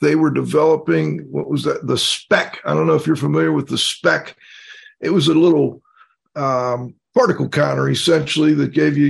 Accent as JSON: {"language": "English", "town": "Pittsburgh", "region": "Pennsylvania", "country": "United States", "said": "Cliff and I are both from Pittsburgh"}